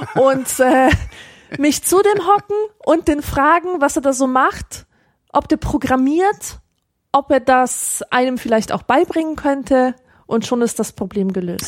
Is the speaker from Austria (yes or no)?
no; Poland; moved away; man als Pole